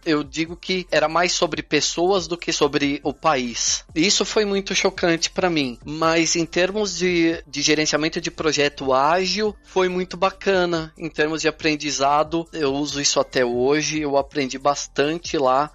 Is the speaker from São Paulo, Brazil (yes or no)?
yes; São Paulo, Brazil; moved away as an adult; also born or lived in São Bernardo do Campo, Brazil / Dundalk, Ireland; now in Switzerland; Eu sou de São Paulo, eu fui para São Bernardo com 13 anos, então minha vida aí adolescente e adulta foi toda em São Bernardo